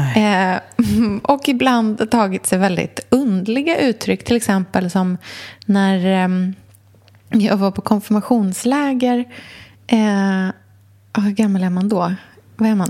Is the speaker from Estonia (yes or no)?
no; Norrköping, Östergötland, Sweden; åker hem till Norrköping